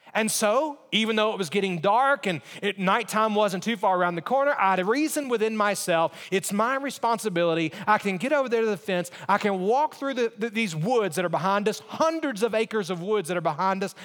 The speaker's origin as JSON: {"language": "English", "region": "Alabama", "country": "United States", "tie": "born or raised there", "said": "I grew up in Alabama"}